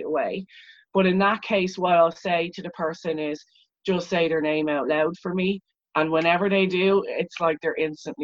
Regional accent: Leixlip, Leinster, Ireland; I'm actually from Leixlip, which is a town of Viking origin

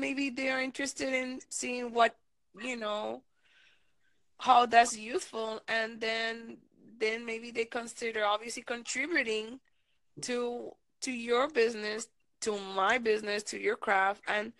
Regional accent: Miami, Florida, United States; I want to do it in Spanish and English, or Spanglish, because I'm from Miami. My Miami people understand this.

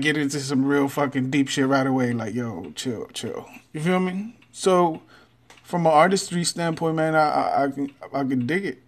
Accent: Texas, United States; I'm from Texas

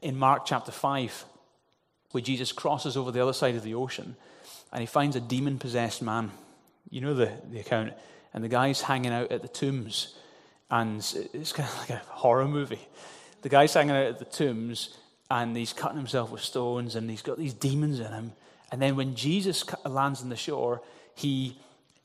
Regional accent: Glasgow, Scotland, United Kingdom; the little traditional church that I grew up in Glasgow

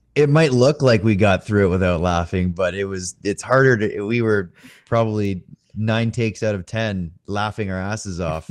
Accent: Canada; I'm Canadian as well

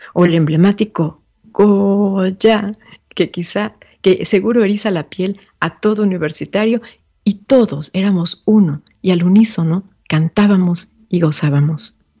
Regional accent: Mexico; desde mi ser mexicana

